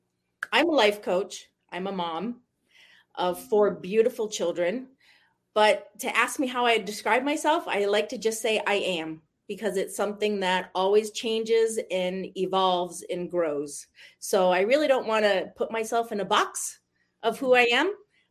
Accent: Maine, United States; accent: New England; moved away as an adult; now in South Jordan, United States; I am in South Jordan, Utah right now. I grew up in Maine, moved here about, 20 years ago now.

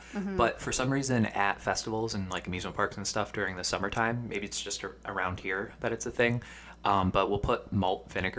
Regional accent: Binghamton, New York, United States; we're from Binghamton, New York, which is upstate New York. It's about 2.5 hours from New York City. About two and a half hours from Philadelphia as well.

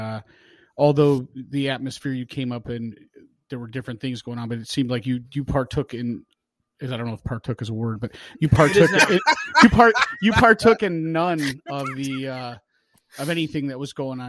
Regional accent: Northwest Indiana, United States; I grew up in Northwest Indiana, 25 minutes from downtown Chicago

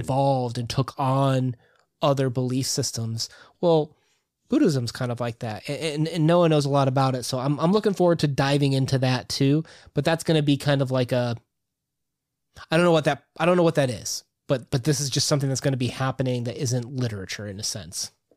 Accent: United States; about as Irish as every other American that says that they're Irish

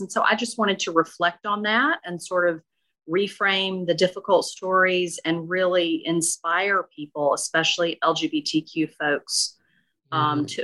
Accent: Okolona, Mississippi, United States; born or raised there; moved away

